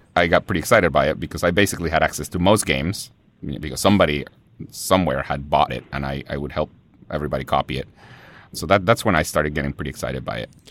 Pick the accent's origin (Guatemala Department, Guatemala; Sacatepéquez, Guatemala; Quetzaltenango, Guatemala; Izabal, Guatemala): Guatemala Department, Guatemala; Guatemala City; born or raised there; first language Spanish; English is a second language; now in United States